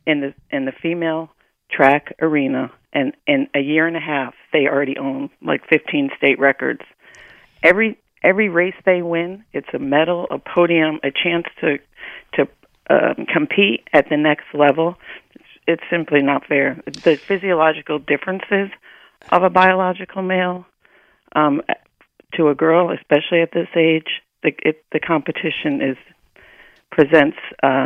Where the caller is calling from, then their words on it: Connecticut, United States; I am calling from Connecticut.